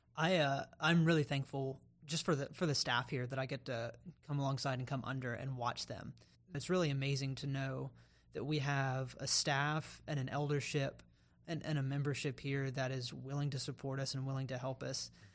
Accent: Raleigh, North Carolina, United States; moved away as an adult; now in Columbia, United States; I grew up in Raleigh, North Carolina, the capital city of North Carolina

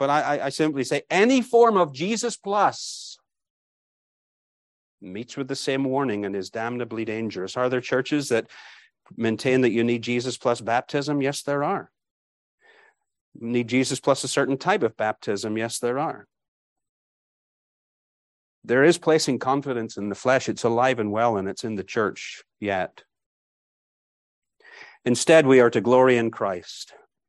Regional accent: Bangor, Northern Ireland, United Kingdom; My wife grew up in East Belfast. I grew up in Bangor.

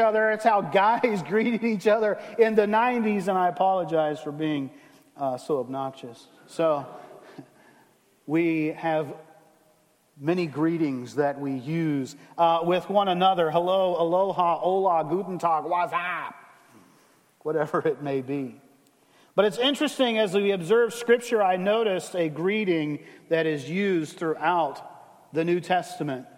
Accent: the South, United States; I grew up in the South

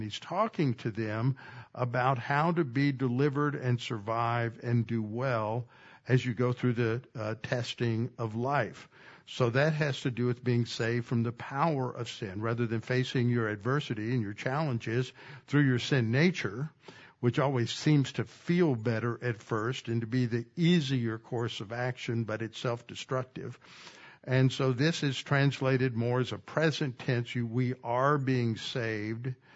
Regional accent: Texas, United States; I grew up in Texas

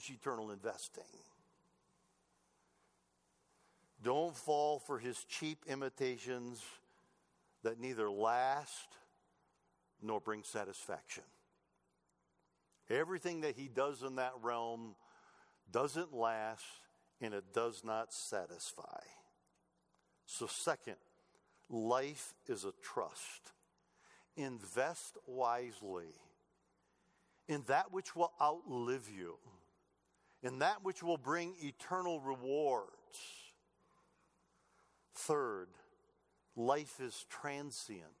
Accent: Michigan, United States; moved away; I grew up in Michigan, okay? Motor City, Detroit.

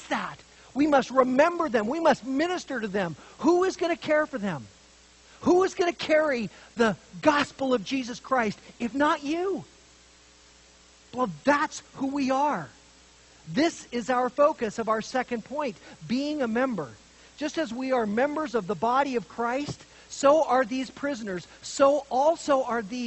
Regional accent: Montana, United States; also born or lived in Idaho; When I grew up in Montana and Idaho, drunken driving was the norm

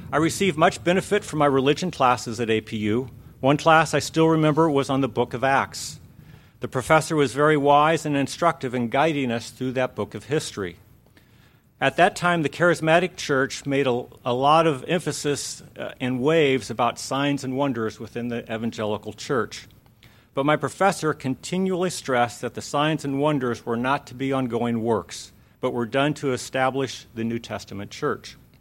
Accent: Lake Havasu City, Arizona, United States; moved away as an adult; also born or lived in Phoenix, Arizona; When I was eight, we moved to Lake Havasu City, where I spent the rest of my childhood

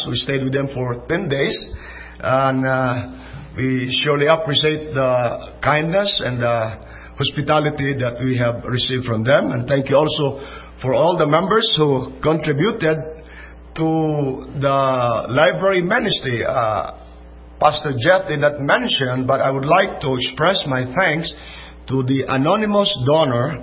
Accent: Philippines; we are from the Philippines. So we are not Philippi, from Philippi, or we are not Philippians. We are Filipinos from the Philippines

